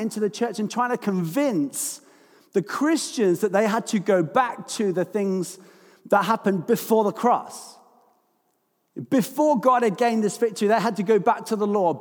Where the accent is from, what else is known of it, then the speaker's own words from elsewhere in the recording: London, United Kingdom; I'm from London.